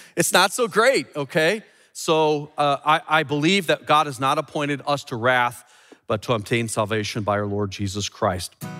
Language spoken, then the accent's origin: English; Chicago, Illinois, United States; I'm from the Midwest here in Chicago